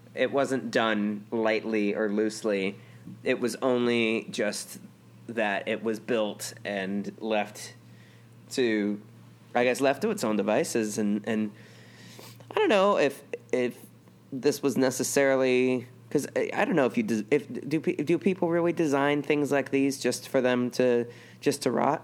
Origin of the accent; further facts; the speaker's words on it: United States; an American in China